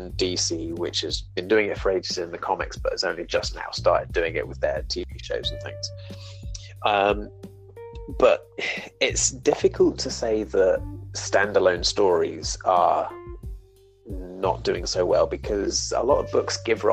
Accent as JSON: {"language": "English", "region": "England", "country": "United Kingdom", "said": "I'm English"}